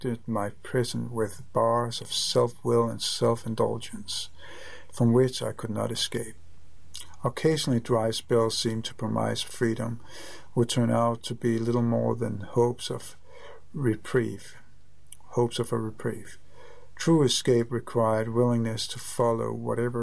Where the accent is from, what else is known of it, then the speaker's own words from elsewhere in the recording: Copenhagen, Capital Region of Denmark, Denmark; moved away; I am from Copenhagen, Denmark. Or Denmark, Copenhagen